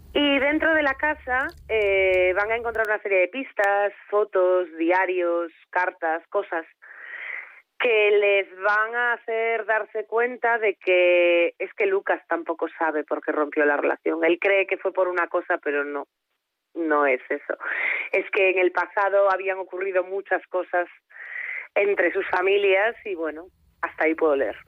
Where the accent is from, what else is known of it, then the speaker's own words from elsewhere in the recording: Foz, Galicia, Spain; mi pueblo, que es Foz, es un pueblo de la, de la costa de Lugo